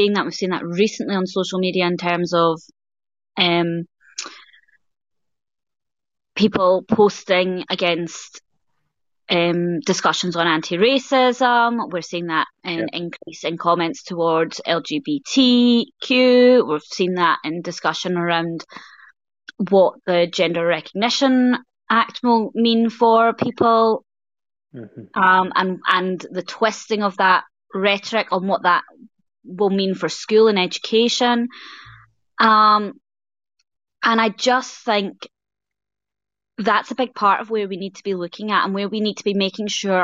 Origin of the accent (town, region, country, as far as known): Scotland, United Kingdom